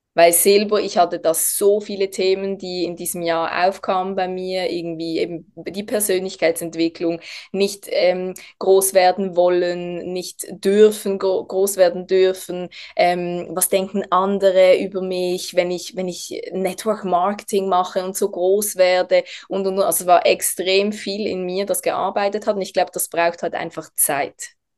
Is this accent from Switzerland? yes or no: yes; Basel, Switzerland; ich bin aus der Schweiz, aus der Region Basel.